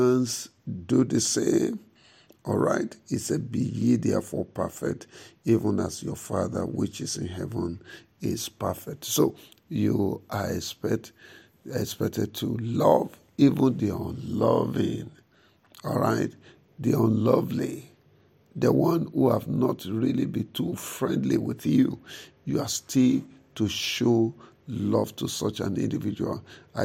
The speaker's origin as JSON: {"language": "English", "area": "the South", "region": "southern Nigeria", "country": "Nigeria", "said": "I am a Christian from the South. I'm a Christian from the South."}